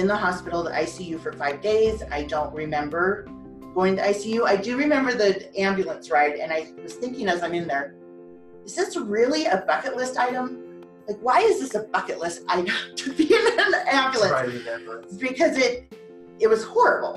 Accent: Colorado, United States; I grew up in Colorado

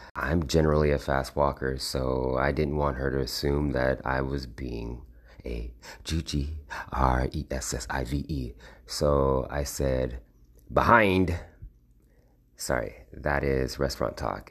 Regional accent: United States; I'm a black man with a certified birth certificate who was born and bred in America

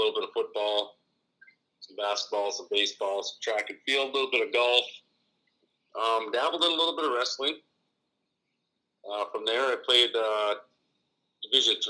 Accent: Upper Peninsula, Michigan, United States; Growing up in the Upper Peninsula where I grew up

